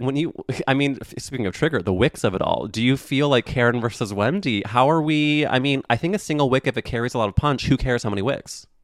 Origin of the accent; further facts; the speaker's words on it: St. Louis, Missouri, United States; I'm from Saint Louis, Missouri